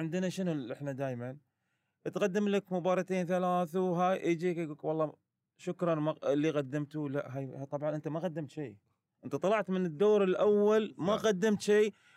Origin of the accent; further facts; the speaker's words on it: Qatar; كوني كقطري